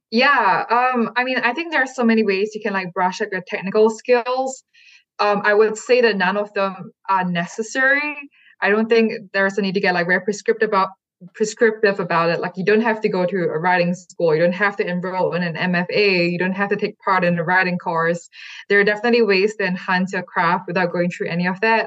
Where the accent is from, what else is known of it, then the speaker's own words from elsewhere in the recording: Singapore; moved away as an adult; also born or lived in California; I never really saw one that reflected my hometown or even mentioned my hometown.